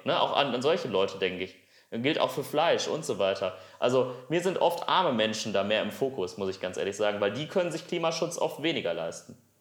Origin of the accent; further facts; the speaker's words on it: Essen, North Rhine-Westphalia, Germany; Ich komme aus Essen.